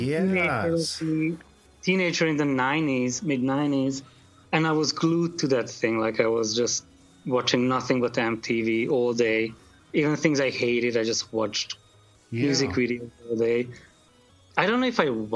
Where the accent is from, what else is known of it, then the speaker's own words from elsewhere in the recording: Hungary; moved away as an adult; now in United States; I grew up in Hungary, and I came to the States when I was 19